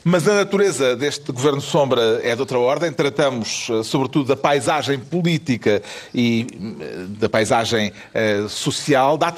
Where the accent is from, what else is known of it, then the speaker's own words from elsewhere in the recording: Portalegre, Alentejo, Portugal; moved away; eu sou de Porto Alegre.